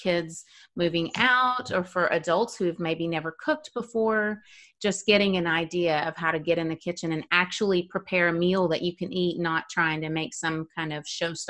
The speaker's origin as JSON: {"language": "English", "region": "the South", "country": "United States", "said": "I'm from the South."}